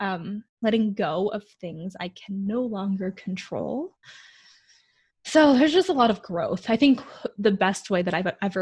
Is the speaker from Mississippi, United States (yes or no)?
no; Michigan, United States; also born or lived in Rome, Italy / Coeur d'Alene, Idaho; now in Spokane, United States; the town where I grew up in Michigan, where as a child, I was like one of the only Asian kids.